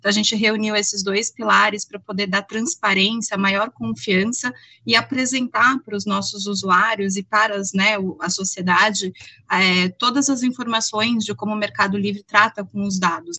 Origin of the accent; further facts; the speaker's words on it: Brazil; a gente aqui, enquanto brasileiro